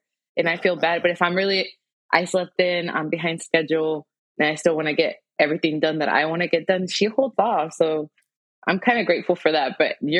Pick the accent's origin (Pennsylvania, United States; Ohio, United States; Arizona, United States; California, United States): California, United States; Imperial Beach; moved away as an adult; also born or lived in Chula Vista; I was born in Chula Vista, raised in Imperial Beach.